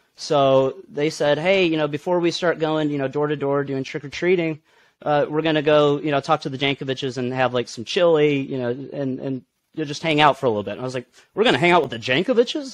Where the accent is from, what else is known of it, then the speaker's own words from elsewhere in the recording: Bloomington, Illinois, United States; also born or lived in Lawrence, Kansas; my mom and dad went to school out there and then moved to Bloomington Normal when I was three years old